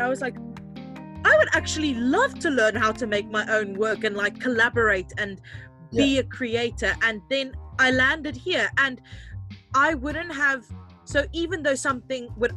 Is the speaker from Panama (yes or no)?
no; South Africa; moved away; also born or lived in London